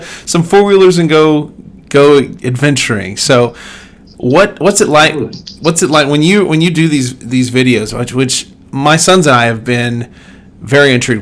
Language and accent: English; Oklahoma, United States; also born or lived in Wyoming; I was born in Wyoming. My mom and dad were church planters out there in Wyoming, but we moved to Oklahoma to be next to grandparents, and we've just sort of kind of remained in Oklahoma